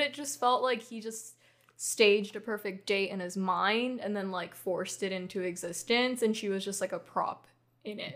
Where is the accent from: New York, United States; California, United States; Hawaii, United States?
Hawaii, United States; growing up in Hawaii